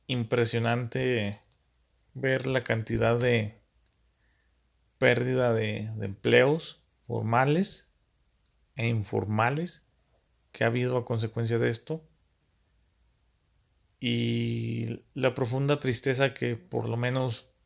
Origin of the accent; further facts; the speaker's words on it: Mexico; también está nuestra muy poca imaginación como mexicanos o la capacidad de adaptar los negocios